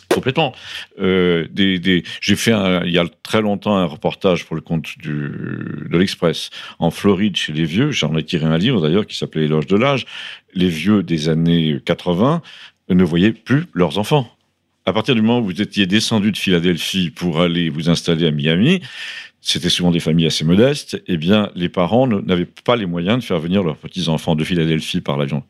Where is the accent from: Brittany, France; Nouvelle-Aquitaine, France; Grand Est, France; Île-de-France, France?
Île-de-France, France; Paris; moved away as an adult; j'ai été élevé à Paris